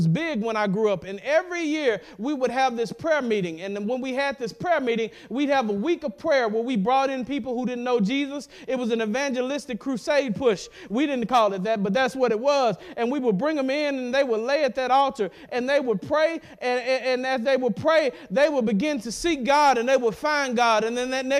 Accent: Madison County, Mississippi, United States; as a boy growing up in Madison County, Mississippi, which is part of central Mississippi

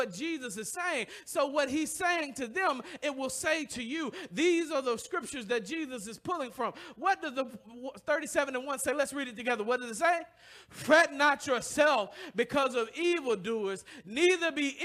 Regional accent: the South, United States; now in Detroit, United States; I come from the South

